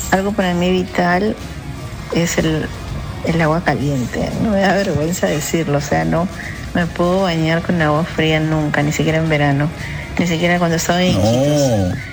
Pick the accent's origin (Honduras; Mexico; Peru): Peru; Yo, ah, como buena peruana, yo no puedo